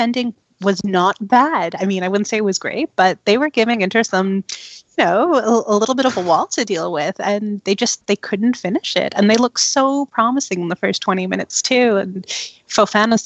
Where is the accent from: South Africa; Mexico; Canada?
Canada; Toronto, Ontario; also born or lived in London, Ontario; I'm born and raised in Toronto, but my mom is half Swiss, half Filipino, and my dad is 100% Friulano.